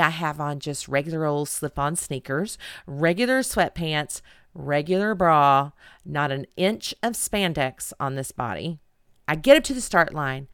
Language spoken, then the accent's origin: English; Edmond, Oklahoma, United States; here in Edmond, Oklahoma, my hometown